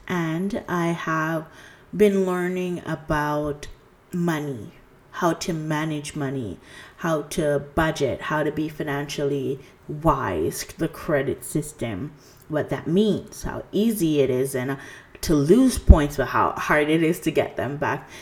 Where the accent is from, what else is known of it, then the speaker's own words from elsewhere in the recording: Jamaica; now in Canada; I'm originally from Jamaica. I am currently residing in Canada.